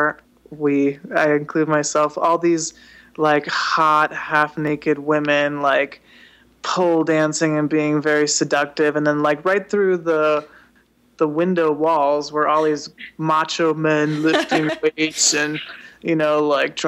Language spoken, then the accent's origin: English; Las Vegas, Nevada, United States; also born or lived in Puerto Vallarta, Mexico; growing up in Las Vegas